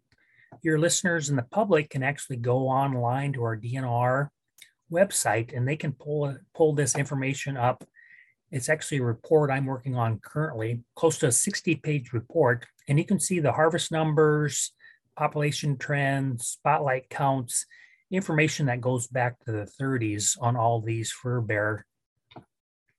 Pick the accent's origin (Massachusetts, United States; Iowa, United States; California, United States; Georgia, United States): Iowa, United States; Northwest; growing up in Northwest Iowa